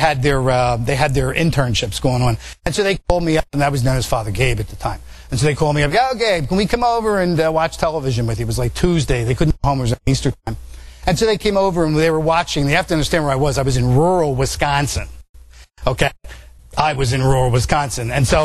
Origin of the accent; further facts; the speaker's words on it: Italy; born there; Yeah, kid, yeah, and I was born in Italy, too.